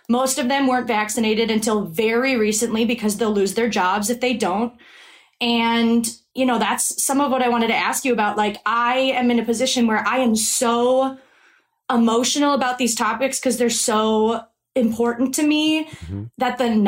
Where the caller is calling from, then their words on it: Milwaukee, Wisconsin, United States; So I'm calling from Milwaukee, Wisconsin.